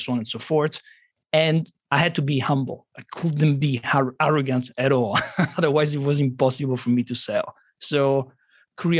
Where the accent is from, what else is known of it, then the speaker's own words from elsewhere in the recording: Rome, Lazio, Italy; I'm from Rome, Italy, and I tend to be quite different compared to Italians from other parts of Italy.